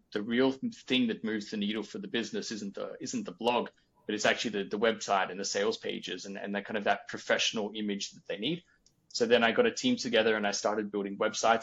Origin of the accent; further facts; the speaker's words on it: Australia; moved away; being an Australian from basically the bottom of the world working with a Danish company